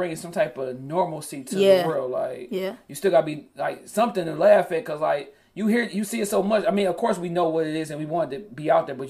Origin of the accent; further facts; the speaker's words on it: Detroit, Michigan, United States; I was on Cooper and Warren.